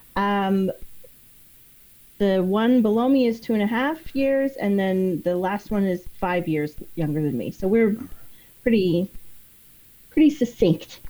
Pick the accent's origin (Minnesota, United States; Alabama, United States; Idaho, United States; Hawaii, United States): Idaho, United States; East; moved away; I grew up in East Idaho, and it's like, especially back when I was there, it was like 98% Mormon